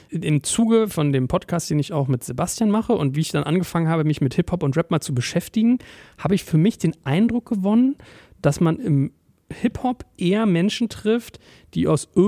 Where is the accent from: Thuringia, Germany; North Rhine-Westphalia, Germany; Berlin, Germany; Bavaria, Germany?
Berlin, Germany; born or raised there